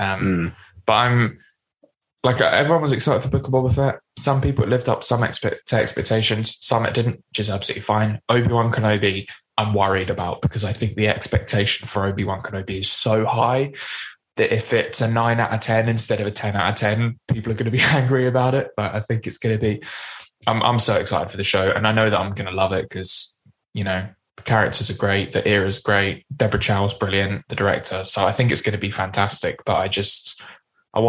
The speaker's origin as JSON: {"language": "English", "country": "United Kingdom", "said": "over in the UK"}